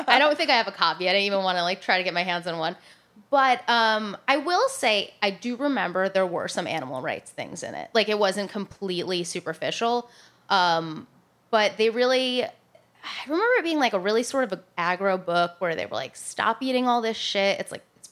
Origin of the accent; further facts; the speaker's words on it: central suburban Connecticut, United States; also born or lived in New Jersey / Italy; And then we spent the rest of the time in Connecticut, in central suburban Connecticut